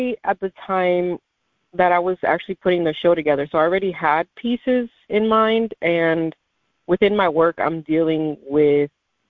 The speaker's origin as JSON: {"language": "English", "town": "Miami", "region": "Florida", "country": "United States", "tie": "born or raised there", "also_born_or_lived": "New Jersey", "said": "So I'm Dominican, but I was born here in America, New Jersey specifically, and then I moved down to Miami, Florida, and I grew up here."}